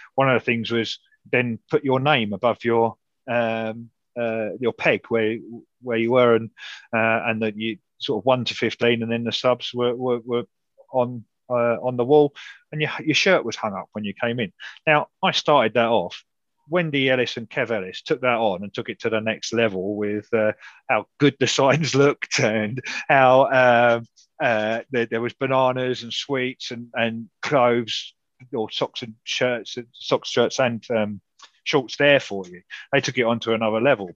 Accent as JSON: {"language": "English", "region": "Wales", "country": "United Kingdom", "said": "I got lots and lots of stick early on about being Welsh"}